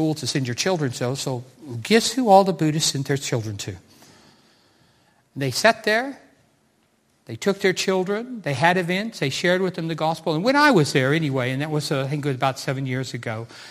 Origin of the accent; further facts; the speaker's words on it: United States; moved away as an adult; now in Cardiff, United Kingdom; As a 16-year-old young man growing up in America